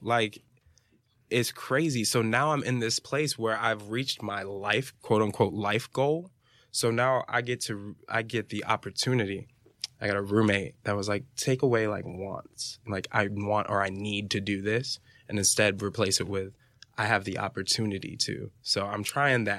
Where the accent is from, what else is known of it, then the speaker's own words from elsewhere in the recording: Fort Lauderdale, Florida, United States; I'm from Fort Lauderdale, Florida